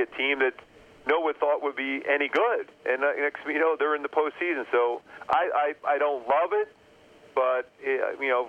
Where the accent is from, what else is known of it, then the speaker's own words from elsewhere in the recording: Philadelphia, Pennsylvania, United States; I grew up in Philly